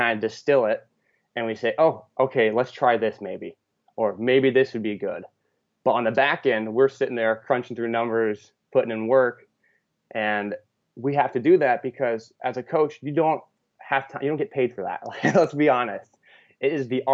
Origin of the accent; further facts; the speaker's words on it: West Coast, United States; moved away as an adult; also born or lived in Midwest / Iowa; I'm actually originally from the West Coast, but I spent my last 6 years in the Midwest.